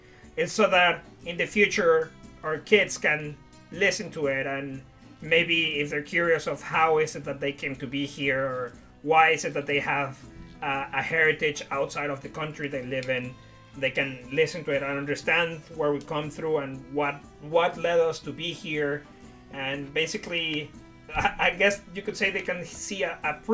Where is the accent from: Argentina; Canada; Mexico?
Mexico; Puerto Vallarta, Jalisco; English is a second language; moved away as an adult; also born or lived in Mexico City; now in near Brighton, United Kingdom; I was born in the city, in the main capital, but then when I was about 8, I moved to Puerto Vallarta, which is a very pretty beach town. I grew up there until I was like 19